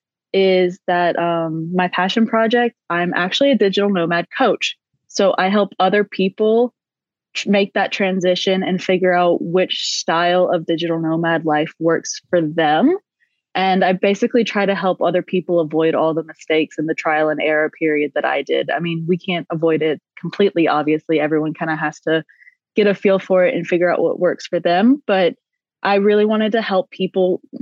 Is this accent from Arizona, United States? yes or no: no; South Carolina, United States; moved away as an adult; now in Austria; right now I'm actually in the United States in South Carolina. I came home to visit my family for the holidays